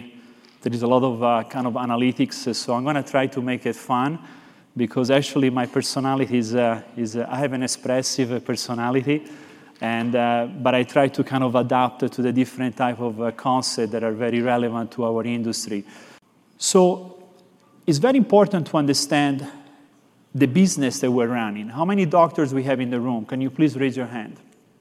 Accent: Florence, Tuscany, Italy; accent: Italian; English is a second language; I'm actually from Florence, Italy, so I have this little bit of an accent

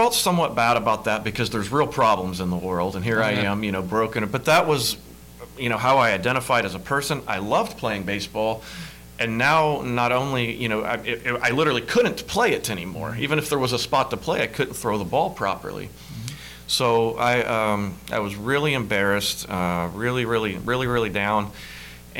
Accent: Hendersonville, Tennessee, United States; I grew up in Hendersonville, just north of Nashville

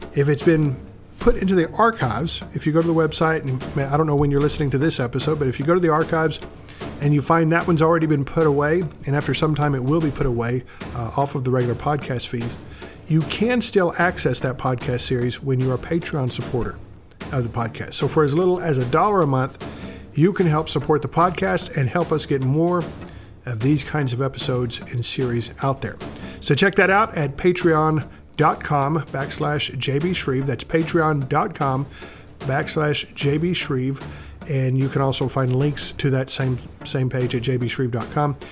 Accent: American South, United States; I was raised up in the American South.

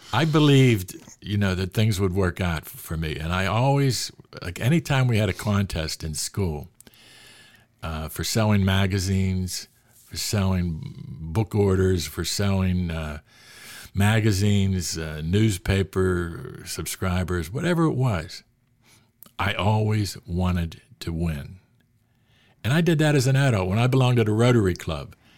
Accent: Pittsburgh, Pennsylvania, United States; I grew up in Hazelwood section of Pittsburgh, the inner city of Pittsburgh

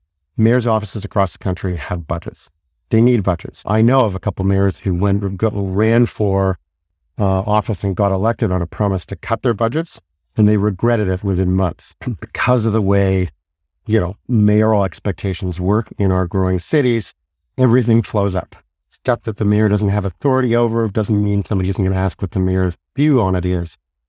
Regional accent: Victoria, British Columbia, Canada; also born or lived in Winnipeg / Toronto; I grew up on Vancouver Island in Victoria, and obviously I have a lot of ex-Victorian friends who live in Vancouver

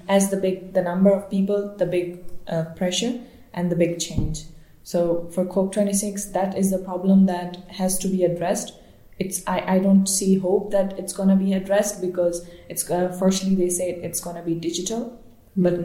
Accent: Balochistan, Pakistan; now in Germany; I'm originally from Balochistan

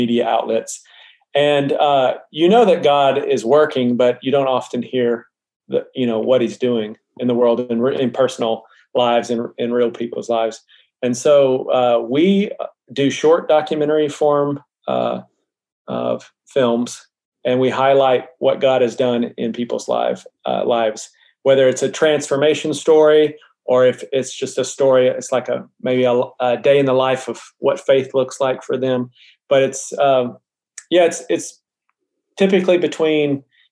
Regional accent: Mena, Arkansas, United States; moved away as an adult; also born or lived in Denver / Germany; now in Austin, United States; We're originally from Mena, Arkansas

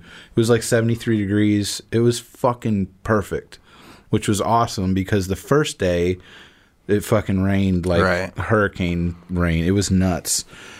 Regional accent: Mundelein, Illinois, United States; moved away as an adult; now in Florida, United States; I went up to my hometown. Mm-hmm. So Mundelein.

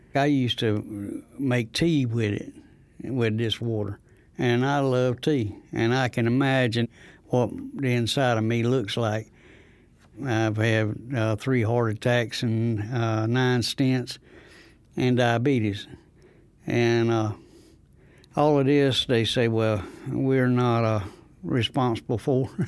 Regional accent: Rosewood, North Carolina, United States; I'm from Rosewood, next to Goldsboro.

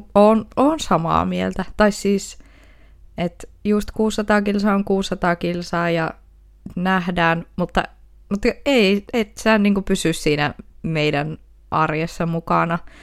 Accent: Oulu, North Ostrobothnia, Finland; accent: Oulu dialect; Mä oon kyllä aina puhunut sille Oulua

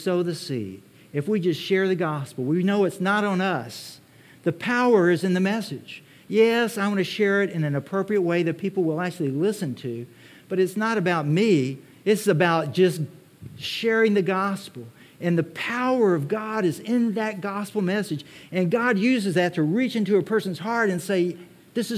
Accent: Texas, United States; I'm from Texas.

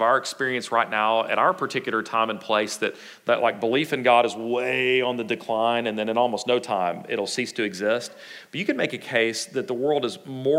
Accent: Texas, United States; us Texans

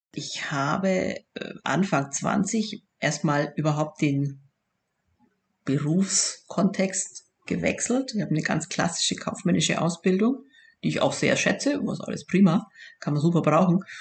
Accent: Bavaria, Germany; accent: Southern German, rolled R; also born or lived in Augsburg; Das hört man auch am rollenden R. da, erkennt, da erkennt man uns Süddeutsche immer un, äh, wirklich unverkennbar

